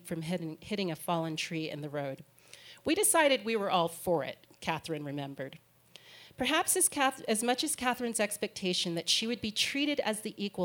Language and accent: English; Hampton, Virginia, United States; I grew up in Hampton, Virginia